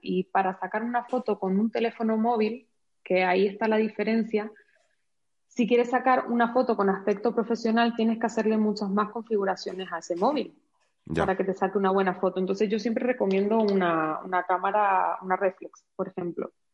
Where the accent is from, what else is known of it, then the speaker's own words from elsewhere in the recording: Canary Islands, Spain; accent: Canarian; also born or lived in Madrid / Switzerland; now in Cuenca, Spain; como podrás ver por mi acento, pues soy canaria. Nací en Canarias